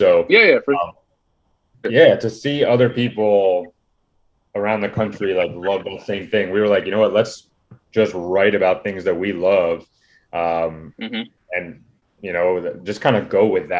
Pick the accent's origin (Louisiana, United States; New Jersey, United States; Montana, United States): New Jersey, United States; we're from Jersey